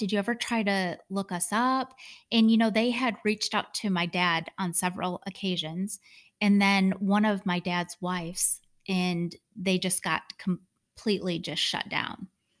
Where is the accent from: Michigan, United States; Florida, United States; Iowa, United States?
Michigan, United States; I grew up in Michigan.